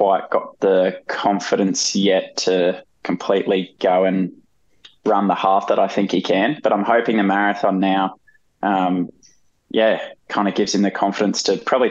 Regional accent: Brisbane, Queensland, Australia; being from Brizzy, like, I'm not a local on the coast

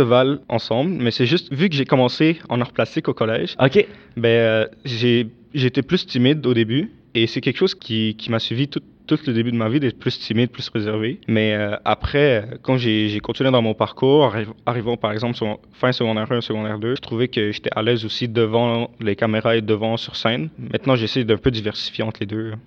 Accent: Damascus, Damascus Governorate, Syria; now in Canada; je suis né et j'ai grandi en Syrie, à la capitale qui est donc Damas

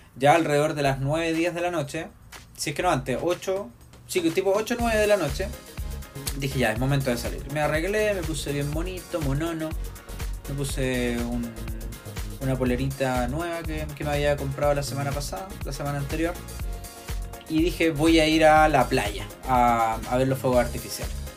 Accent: Viña del Mar, Valparaíso, Chile; soy de Viña del Mar

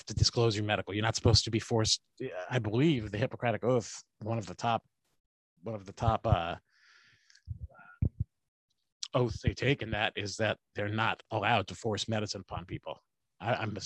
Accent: Manhasset, New York, United States; also born or lived in Santa Monica, California; I'm from Manhasset, Long Island

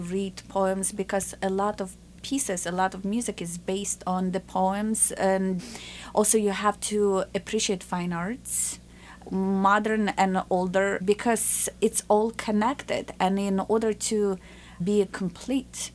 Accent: Ukraine; now in United States; I grew up in a communist Ukraine, and the borders were closed

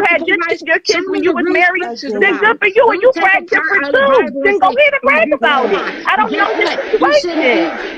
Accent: Philadelphia, Pennsylvania, United States; I'm from Philly.

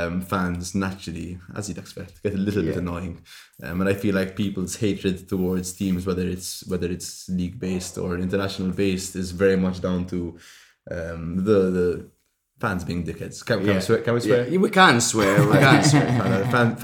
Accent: Malta; growing up in Malta

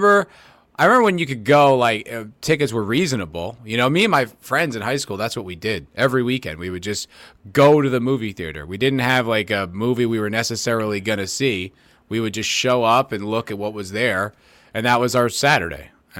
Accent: New Jersey, United States; you are from Dirty Jersey. Yes, yes I am. And Ace Wayne Town Center, my hometown.

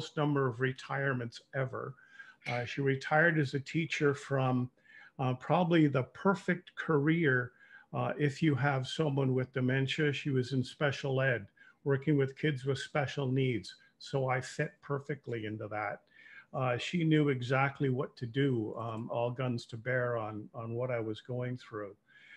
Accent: Toronto, Ontario, Canada; moved away as an adult; now in Windsor, Canada; I was born and raised in Toronto

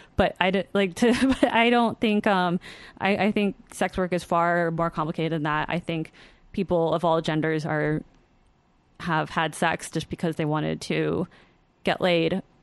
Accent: U.S. Virgin Islands; moved away; I'm from the Virgin Islands, and my dad and my stepfamily still live there

